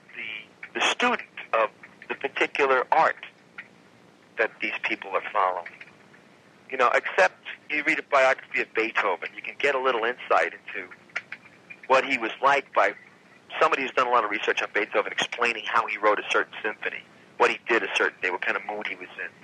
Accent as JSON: {"language": "English", "region": "New York", "country": "United States", "said": "we're from New York"}